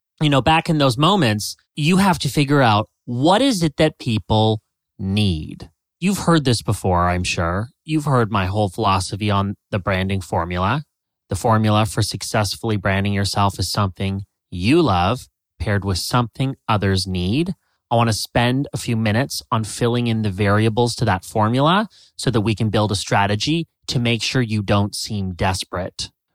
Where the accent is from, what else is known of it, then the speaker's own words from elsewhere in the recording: Canada; moved away as an adult; now in United States; I'm Canadian